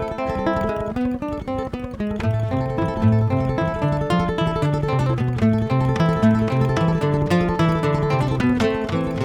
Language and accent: English; Oahu, Hawaii, United States; I am born and raised from the island of Oahu, Hawaii.